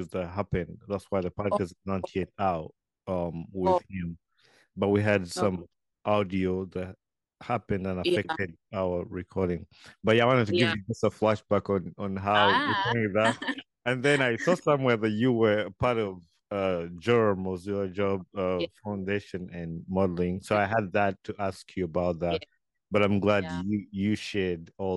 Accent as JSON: {"language": "English", "country": "Uganda", "tie": "born or raised there", "moved": "as an adult", "lives_now": "United States", "said": "I was born in Uganda and I grew up in Uganda"}